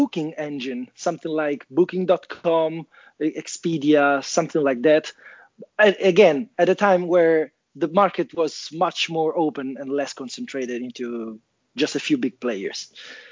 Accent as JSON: {"language": "English", "town": "Rome", "region": "Lazio", "country": "Italy", "moved": "yes", "lives_now": "Turin, Italy", "said": "I'm calling from Torino, Italia. Actually, I'm from Rome."}